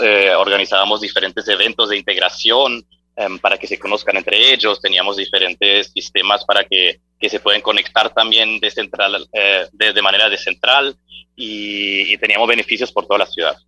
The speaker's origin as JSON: {"language": "Spanish", "country": "Germany", "tie": "born or raised there", "moved": "as an adult", "lives_now": "Medellín, Colombia", "said": "soy de Alemania, nací, crecí en Alemania, eh, pero siendo hijo de padres argentinos"}